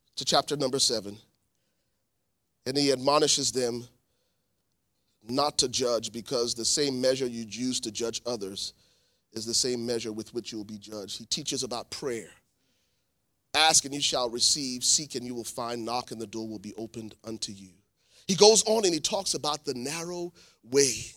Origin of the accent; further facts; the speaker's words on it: Liberia; moved away; also born or lived in New Jersey, United States / Columbus, Ohio, United States; I'm originally from Liberia, West Africa. My family was granted political asylum in nineteen ninety-three.